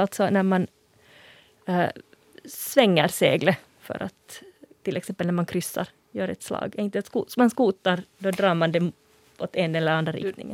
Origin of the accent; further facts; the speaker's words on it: Finland; som finlandssvensk språkvetare